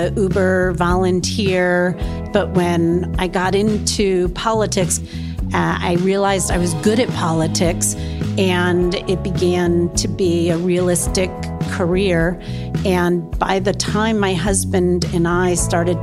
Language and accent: English; Massachusetts, United States; born or raised there